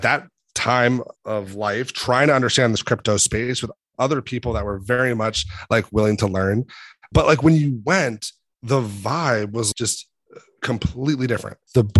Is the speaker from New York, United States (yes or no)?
no; Boston, Massachusetts, United States; I'm from Boston